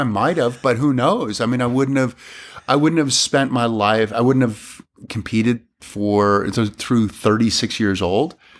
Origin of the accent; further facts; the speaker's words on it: Granby, Massachusetts, United States; I grew up in Massachusetts